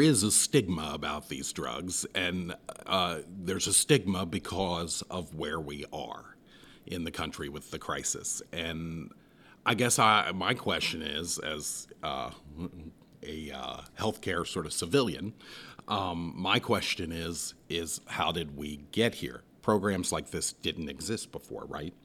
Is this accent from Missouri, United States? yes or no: no; Southwest Ohio, United States; moved away; I come from Southwest Ohio